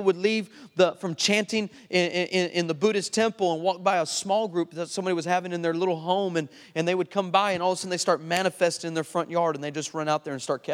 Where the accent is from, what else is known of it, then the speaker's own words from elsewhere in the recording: El Paso, Texas, United States; moved away; I'm originally from El Paso, Texas